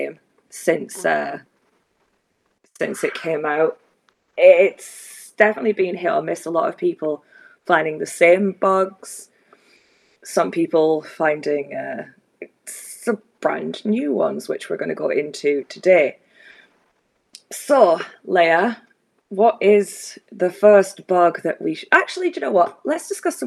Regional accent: Scotland, United Kingdom; we're Scottish

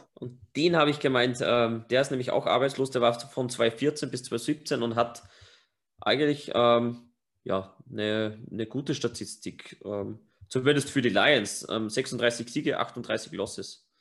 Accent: Upper Austria, Austria; accent: Upper Austrian dialect; unser normaler Dialekt in Oberösterreich ist halt wirklich hart

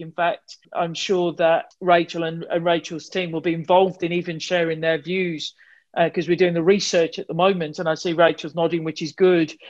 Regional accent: Wolverhampton, West Midlands, United Kingdom; accent: Wolverhampton; my Wolverhampton accent

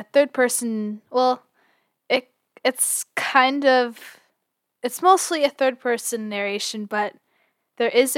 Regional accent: Canada; as a Canadian

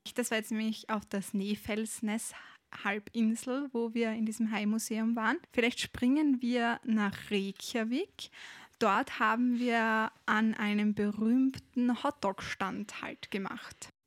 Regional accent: Austria; bei uns in Österreich

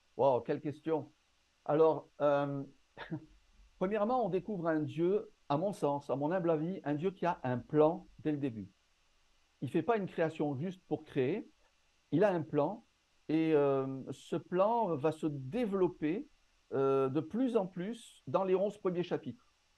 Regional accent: Marseille, Provence-Alpes-Côte d'Azur, France; also born or lived in North Africa; Je suis né dans le nord, dans le nord de l'Afrique. J'ai grandi à Marseille et actuellement, je vis à Aix-en-Provence

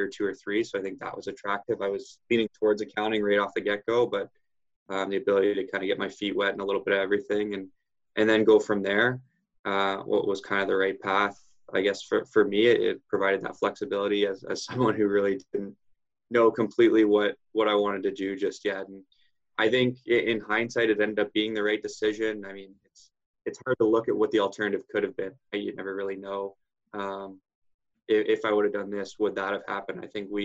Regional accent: Barrie, Ontario, Canada; Was raised in the Barrie, Ontario area

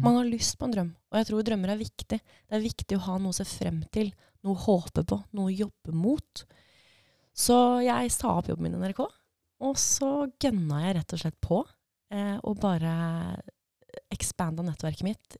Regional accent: Fredrikstad, Østfold, Norway; also born or lived in Nesodden / Oslo / Edinburgh; now in Drammen, Norway; jeg er opprinnelig fra Fredrikstad, flytta til Nesodden

